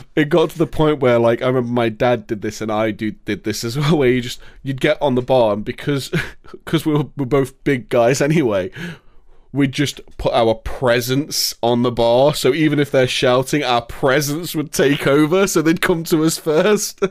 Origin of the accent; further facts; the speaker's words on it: England, United Kingdom; I'm happy to be from England